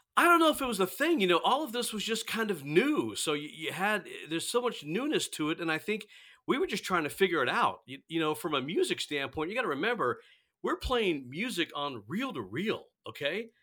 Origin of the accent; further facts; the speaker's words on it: Gainesville, Florida, United States; I'm from Gainesville. So, I went to elementary school, middle school, Gainesville Buholtz. So, I'm a Gainesville guy